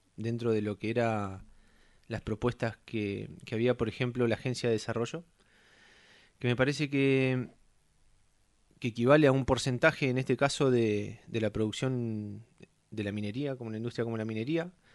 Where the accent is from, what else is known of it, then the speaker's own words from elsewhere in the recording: Puerto Deseado, Santa Cruz, Argentina; Hace 41 años nací en Puerto Deseado